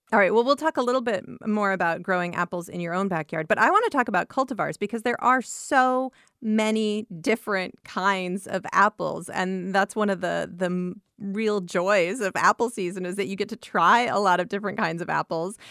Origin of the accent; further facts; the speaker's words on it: Iowa, United States; I grew up in Iowa and, uh, grew up on various acreages throughout the state